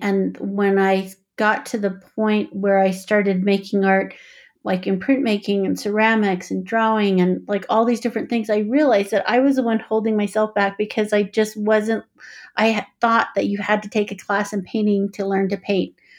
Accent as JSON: {"language": "English", "region": "Four Corners", "country": "United States", "tie": "born or raised there", "moved": "yes", "lives_now": "Boulder, United States", "said": "I grew up on the Navajo Reservation. I guess the Navajo Nation is what most people call it now. It's in the Four Corners regions of Arizona, New Mexico, Colorado, and, oh my gosh, Utah"}